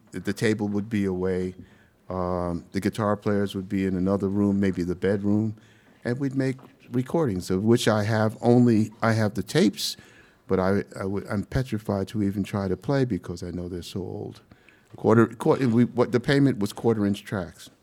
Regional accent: Panama; also born or lived in Brooklyn, New York, United States; now in United States; I'm from Panama.

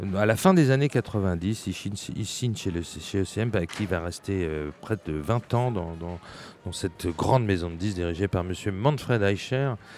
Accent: France; chez nous, en France

